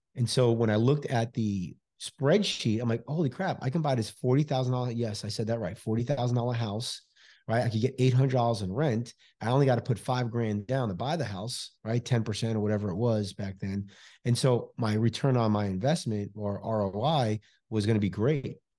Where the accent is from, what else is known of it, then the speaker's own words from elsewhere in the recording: New York City, New York, United States; now in Houston, United States; I'm originally from New York City, Bronx, New York, originally